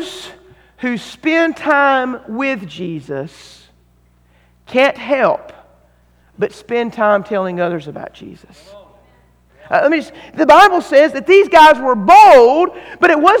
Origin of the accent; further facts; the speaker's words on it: North Carolina, United States; I'm from North Carolina